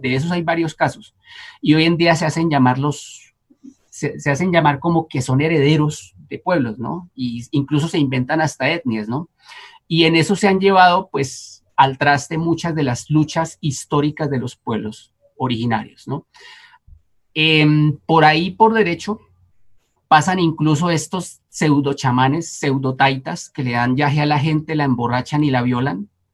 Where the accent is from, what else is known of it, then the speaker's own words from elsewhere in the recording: Amazonia, Colombia; moved away; en la Amazonía, en, mi tierra, mi, pueblo Uba